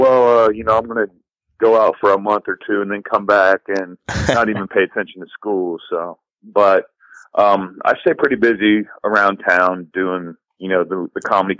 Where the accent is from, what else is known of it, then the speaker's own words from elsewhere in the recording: Ohio, United States; moved away as an adult; now in Los Angeles, United States; I'm originally born and raised in Ohio. I moved out to LA about 7 years ago